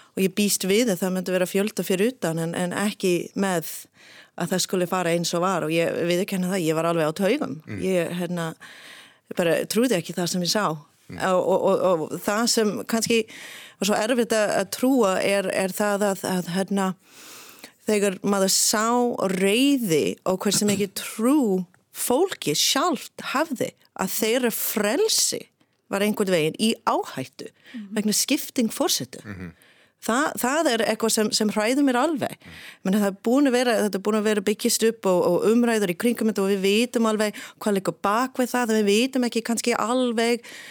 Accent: Michigan, United States; Icelandic is a second language; moved away as an adult; now in Iceland; ég er frá Michigan

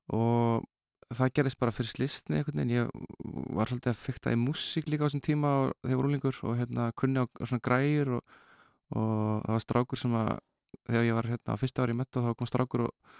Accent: Reykjavík, Capital Region, Iceland; ég er nú bara úr hvað var það, Vesturbænum og Nesunu

